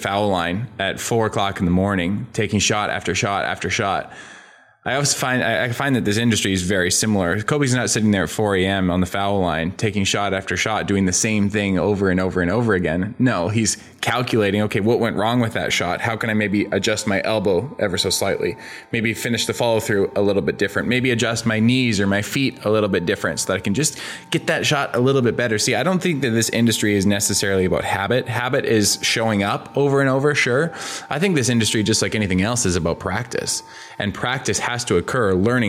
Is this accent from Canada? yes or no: yes; Canada; You know, I'm from a small town in interior Canada. We had 20,000 people